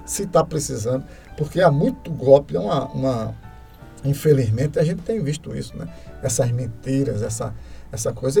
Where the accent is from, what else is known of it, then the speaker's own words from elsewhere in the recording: Carpina, Pernambuco, Brazil; eu nasci aqui em Carpina, nasci em Carpina em 1966, né? É, vou fazer 56 anos, né? E a gente fui criado aqui